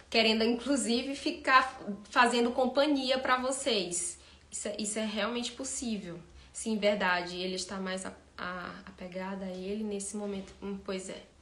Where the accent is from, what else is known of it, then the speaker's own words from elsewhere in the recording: Ceará, Brazil; now in Belo Horizonte, Brazil; Eu sou do Ceará e eu vim aqui para Belo Horizonte.